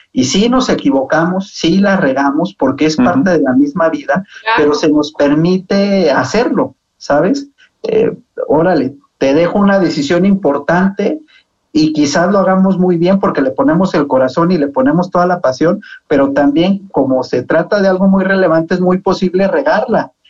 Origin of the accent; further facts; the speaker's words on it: Zacatecas, Mexico; moved away as an adult; now in Mexico City, Mexico; Yo soy muy zacatecano, siempre presumo mucho mi tierra